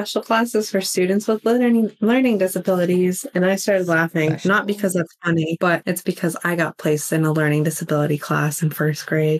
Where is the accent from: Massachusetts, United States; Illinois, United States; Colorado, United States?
Colorado, United States; moved away; I'm from Colorado. We don't have accents up there.